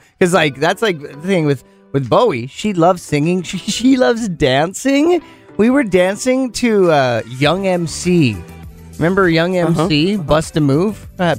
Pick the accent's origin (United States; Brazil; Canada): Canada; Penticton, British Columbia; So that sucks for my hometown.